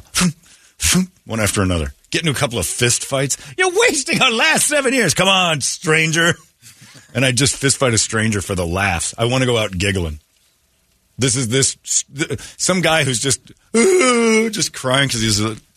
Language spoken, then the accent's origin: English; Arizona, United States; I grew up here in Arizona.